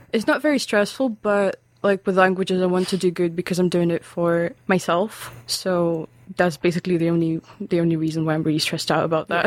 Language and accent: English; Lithuania; English is a second language; moved away as an adult; also born or lived in Russia; now in Aberdeen, United Kingdom; I'm from Lithuania.